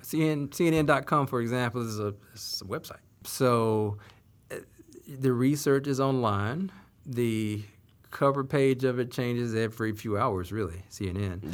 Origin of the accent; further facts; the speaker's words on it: Salisbury, North Carolina, United States; my hometown of Salisbury, North Carolina